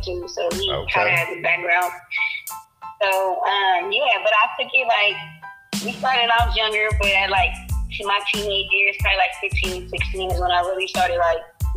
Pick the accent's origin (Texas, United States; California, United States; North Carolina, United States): California, United States; Moreno Valley; also born or lived in North Long Beach, California; I'm from the IE in Moreno Valley. I was born in Long Beach